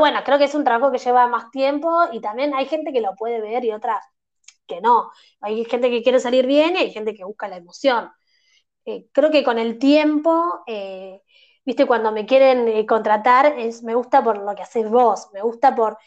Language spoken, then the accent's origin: Spanish; Argentina; no sos de Buenos Aires como me pasa a mí